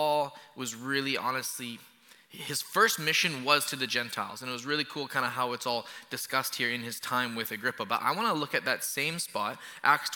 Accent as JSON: {"language": "English", "town": "Kelowna", "region": "British Columbia", "country": "Canada", "moved": "yes", "said": "I'm from Kelowna"}